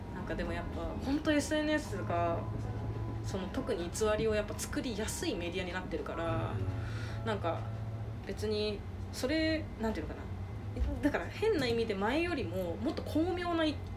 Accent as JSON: {"language": "Japanese", "region": "Okinawa", "country": "Japan", "tie": "born or raised there", "moved": "as an adult", "lives_now": "Tokyo, Japan", "said": "私もともと沖縄が出身っていうのもあるから"}